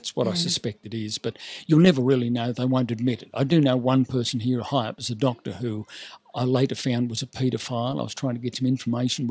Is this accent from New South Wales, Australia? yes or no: yes; Sydney, New South Wales, Australia; I grew up in Sydney